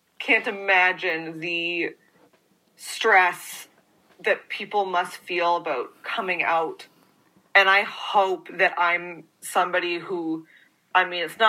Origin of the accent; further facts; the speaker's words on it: Toronto, Ontario, Canada; I grew up in Toronto, but I grew up in the suburbs